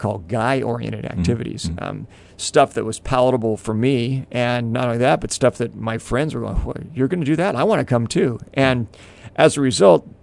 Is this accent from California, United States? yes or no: yes; Southern California, United States; born or raised there